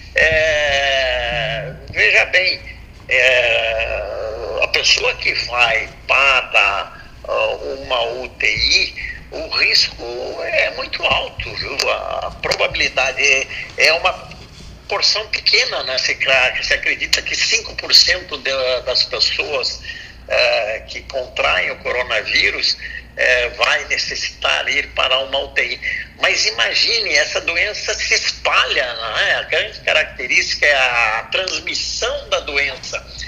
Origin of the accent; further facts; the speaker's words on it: Brazil; como brasileiro